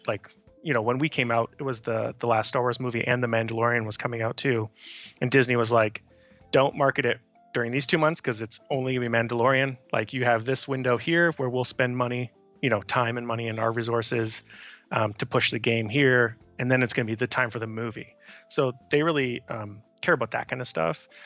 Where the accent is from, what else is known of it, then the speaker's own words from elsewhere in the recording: Canada; moved away as an adult; now in United States; for me as a Canadian, it's being able to go to hockey games for cheap